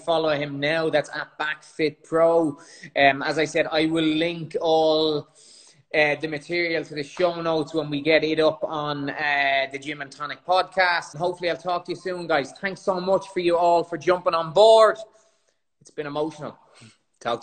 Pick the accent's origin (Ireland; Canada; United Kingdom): Ireland; accent: Irish (compared to Conor McGregor)